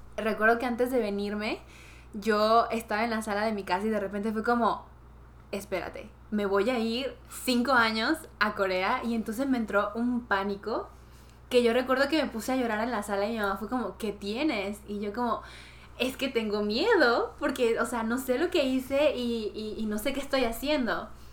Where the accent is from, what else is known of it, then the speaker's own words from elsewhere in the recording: Peru; now in South Korea; soy de Perú.